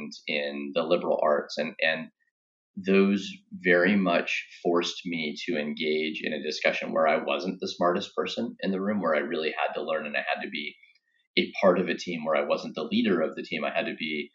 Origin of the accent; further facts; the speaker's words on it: Grants Pass, Oregon, United States; moved away; a coffee company from my hometown in Grants Pass, Oregon